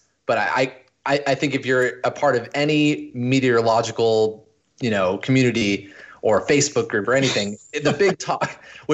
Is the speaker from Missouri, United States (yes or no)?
no; Palm Desert, California, United States; moved away as an adult; also born or lived in San Jose, California; now in Portland, United States; I grew up in the desert Southwest, specifically Palm Desert, but I was born in Palm Springs